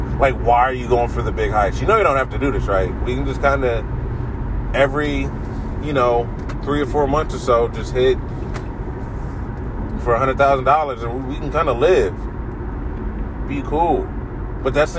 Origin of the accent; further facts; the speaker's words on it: Columbus, Ohio, United States; accent: middle of the road Midwest; I grew up in Columbus, so we don't really have a southern, like, you would think I'd have a more southern accent, but it's very much middle of the road Midwest